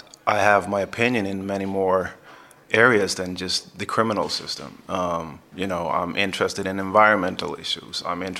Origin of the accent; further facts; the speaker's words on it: Sweden; moved away as an adult; now in United States; And I'm in an American prison, not even in my own country